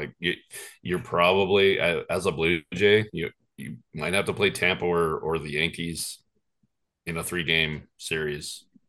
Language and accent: English; Canada; this is crazy. Like, we're Canadian.